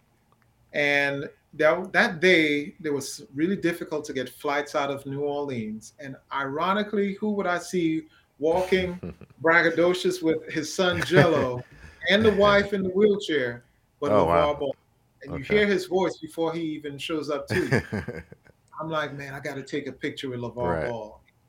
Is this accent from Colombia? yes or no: no; Trinidad & Tobago; moved away; also born or lived in Brooklyn, New York; Growing up in Trinidad was tough